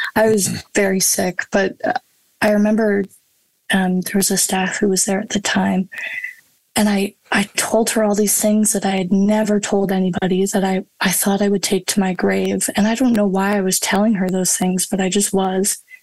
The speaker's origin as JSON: {"language": "English", "town": "High River", "region": "Alberta", "country": "Canada", "tie": "born or raised there", "said": "my hometown of High River"}